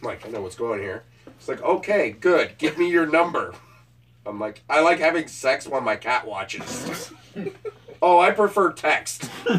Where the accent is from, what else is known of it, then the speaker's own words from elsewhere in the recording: Waterloo, Ontario, Canada; And I'm from Waterloo.